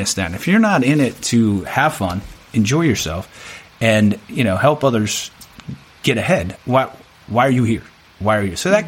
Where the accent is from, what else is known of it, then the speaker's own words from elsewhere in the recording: Annapolis, Maryland, United States; I'm from Annapolis, Maryland, right? So I'm from the DC, Baltimore area.